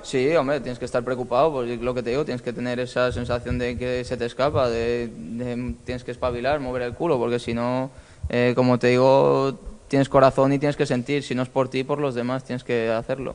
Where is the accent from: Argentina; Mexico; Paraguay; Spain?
Spain; Lleida, Catalonia; now in Málaga, Spain; yo soy de Lleida y me fui con mi pareja a Lleida a desconectar unos días con la familia